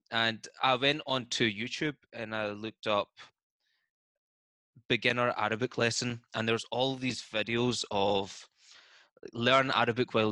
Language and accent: English; Scotland, United Kingdom; accent: Scottish; No, I'm from Scotland